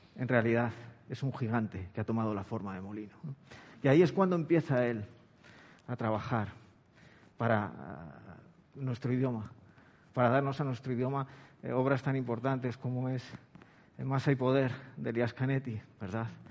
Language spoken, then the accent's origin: Spanish; Madrid, Community of Madrid, Spain; now in Cádiz, Spain; yo vivo en Cádiz, yo soy de Madrid, vivo en Cádiz